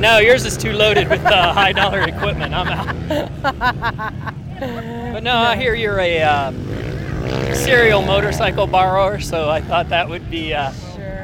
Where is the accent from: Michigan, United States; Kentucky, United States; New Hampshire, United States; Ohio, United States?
Kentucky, United States; Williamstown; Williamstown, Kentucky